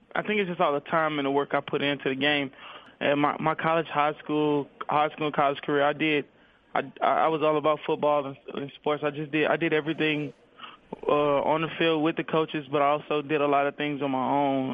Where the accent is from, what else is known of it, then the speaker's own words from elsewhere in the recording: Baton Rouge, Louisiana, United States; I was born in Baton Rouge, Louisiana